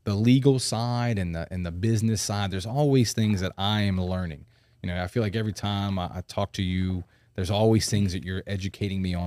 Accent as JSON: {"language": "English", "town": "New Orleans", "region": "Louisiana", "country": "United States", "tie": "born or raised there", "moved": "as an adult", "lives_now": "Baton Rouge, United States", "said": "growing up in New Orleans"}